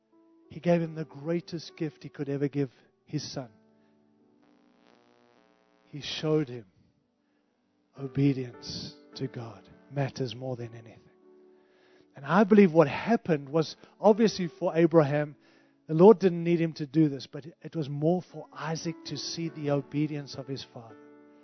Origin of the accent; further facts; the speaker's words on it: Zimbabwe; born there; moved away; I've had 5 international moves. And I moved from Africa, like real Africa, right? I was born in Rhodesia, Zimbabwe, which is like 5th world.